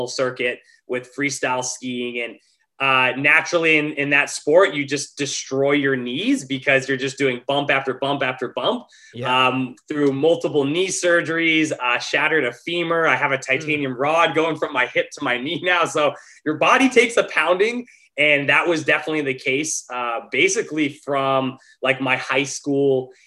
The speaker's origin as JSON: {"language": "English", "region": "Montana", "country": "United States", "tie": "born or raised there", "moved": "as an adult", "lives_now": "Los Angeles, United States", "said": "I grew up in Montana."}